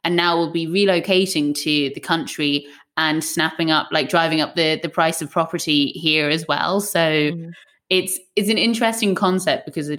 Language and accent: English; West Coast of Ireland, west of Ireland, Ireland; now in London, United Kingdom; I'm from the West Coast of Ireland